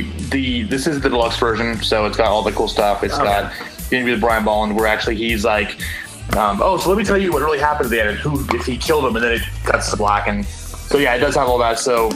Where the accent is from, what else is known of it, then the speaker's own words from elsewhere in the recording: California, United States; Which is a thing I do because, again, I'm from Southern California, so it's really weird.